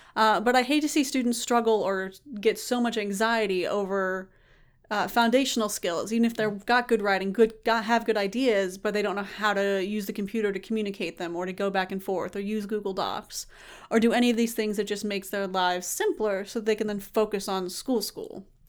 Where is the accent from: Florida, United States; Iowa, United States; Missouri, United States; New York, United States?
Florida, United States; Tallahassee; moved away; I'm from Tallahassee